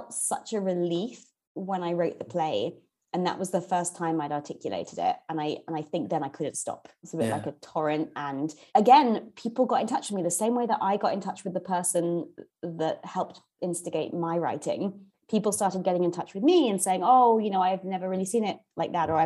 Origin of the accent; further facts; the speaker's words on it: London, United Kingdom; also born or lived in Indiana / Canterbury; I grew up in Northwest London, which is specifically Kilburn